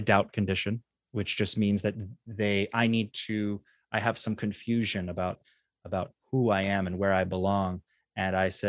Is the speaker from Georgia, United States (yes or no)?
yes; Atlanta, Georgia, United States; the reason she was from a different org on the other side of the planet, and I was from Atlanta.